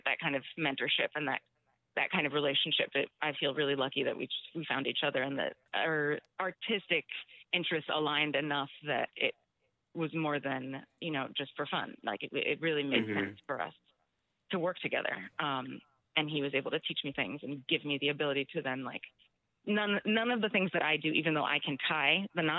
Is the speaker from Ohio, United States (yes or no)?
no; Miami, Florida, United States; moved away; I'm from South Miami Dade, 305